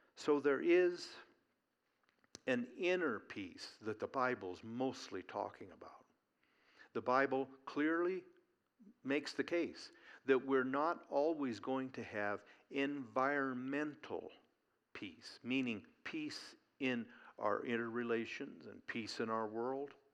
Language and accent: English; Eugene, Oregon, United States; growing up in Eugene, Oregon